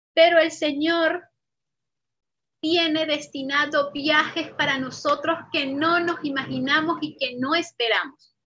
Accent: Venezuela; moved away as an adult; desde que tuve que salir de Venezuela

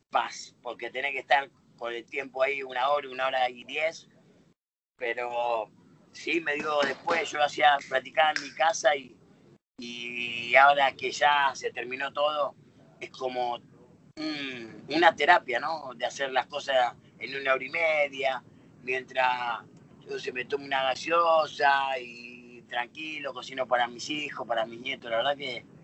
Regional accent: Buenos Aires, Argentina; also born or lived in Villa Fiorito, Buenos Aires Province; De los 8 a los 15 eh, viví en Lugano y Yo, mi ah. infancia en sí, todo lo hice en Lugano

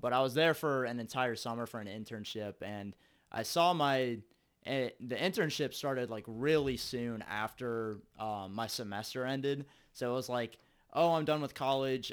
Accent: Cincinnati, Ohio, United States; I'm from Cincinnati. I'm from the east side of Cincinnati

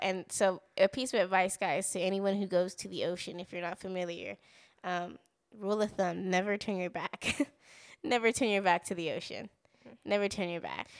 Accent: Southern California, United States; moved away as an adult; now in Texas, United States; we grew up in California, so we lived in California for about 20 years

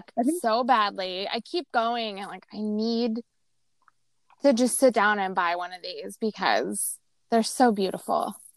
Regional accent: Las Vegas, Nevada, United States; growing up in Vegas

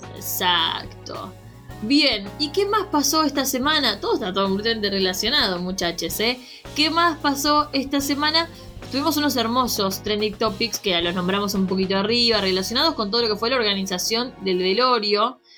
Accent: Argentina

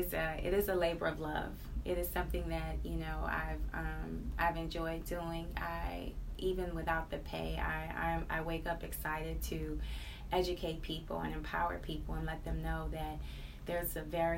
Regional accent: Cleveland, Ohio, United States; I grew up in the inner city, Martin Luther King and Union. I am a product of Cleveland Public Schools

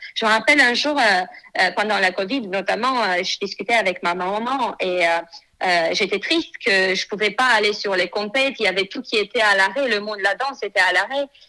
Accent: Moldova; moved away as an adult; now in France; je suis née en Moldavie

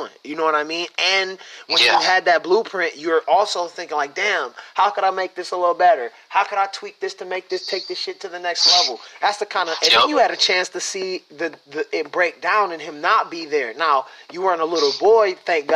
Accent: Michigan, United States; I'm from Michigan

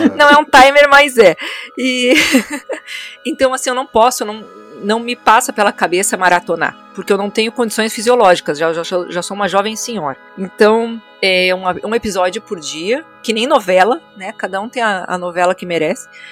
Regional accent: Santa Maria, Rio Grande do Sul, Brazil; sou de Santa Maria, no Rio Grande do Sul

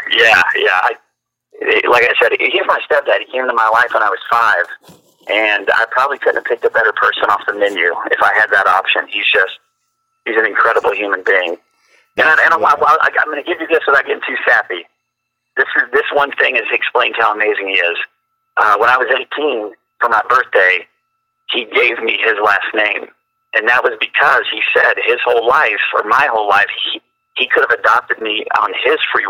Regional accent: Fort Worth, Texas, United States; growing up in Fort Worth, Texas

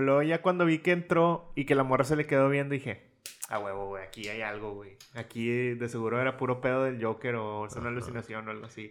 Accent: Mexico; somos mexicanos

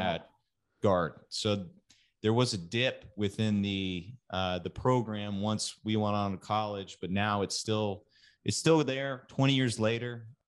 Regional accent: Katy, Texas, United States; moved away; west of Houston called Katy. And that's, that's where I'm from

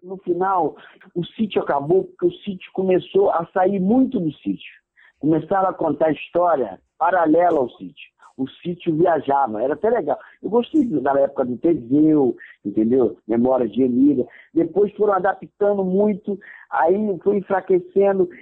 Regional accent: Duque de Caxias, Rio de Janeiro, Brazil; Eu nasci e fui criado em Caxias, na Baixada Fluminense

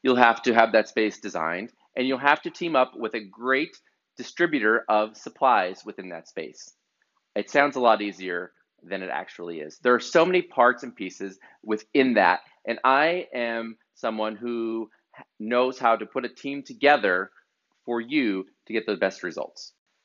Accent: northeastern Pennsylvania, United States; an amazing architecture firm in my hometown in northeastern Pennsylvania

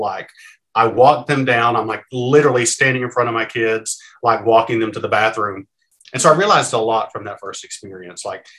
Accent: Kentucky, United States; So I grew up in Eastern Kentucky. So that's sort of the Appalachian mountainy part.

